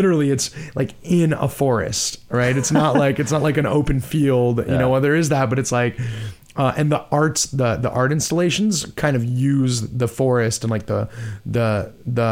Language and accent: English; Brazil; moved away; also born or lived in And I'm originally from Brazil.; the life that I grew up with in Brazil